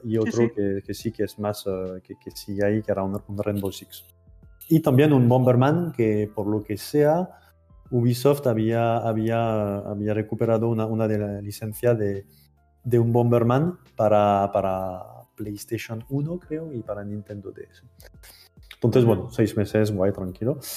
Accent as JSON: {"language": "Spanish", "country": "France", "accent": "French", "second_language": "Spanish", "moved": "as an adult", "lives_now": "Barcelona, Spain", "said": "siento por antelación mi terrible acento francés. Llevo. Llevo 10 años aquí"}